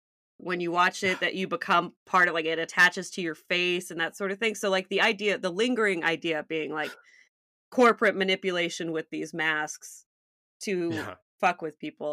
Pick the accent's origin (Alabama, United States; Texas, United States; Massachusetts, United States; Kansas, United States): Texas, United States; I'm from Texas